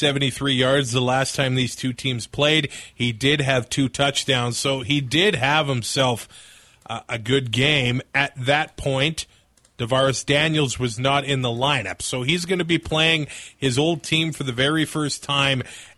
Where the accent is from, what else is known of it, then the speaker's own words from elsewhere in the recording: Lloydminster, Canada; Dude, I grew up in Lloydminster as a Ryder fan.